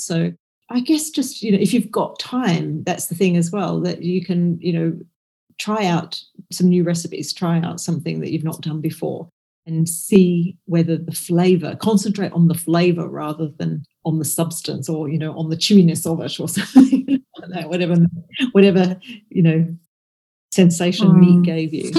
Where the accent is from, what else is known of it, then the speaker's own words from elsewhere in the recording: Australia; now in Scotland, United Kingdom; I grew up in Australia, so my family are in Australia, so I go back to Australia to see them